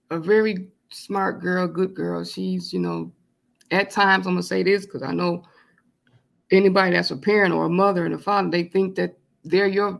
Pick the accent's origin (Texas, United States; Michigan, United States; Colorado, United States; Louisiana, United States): Michigan, United States; Flint; also born or lived in California; I'm born and raised in Flint, Michigan, but I lived in California for 5 years, me and my mom, when I was young